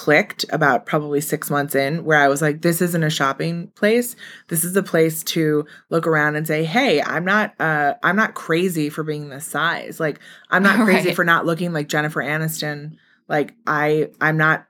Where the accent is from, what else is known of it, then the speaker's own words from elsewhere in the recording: Milwaukee, Wisconsin, United States; moved away as an adult; now in New York, United States; I'm from Milwaukee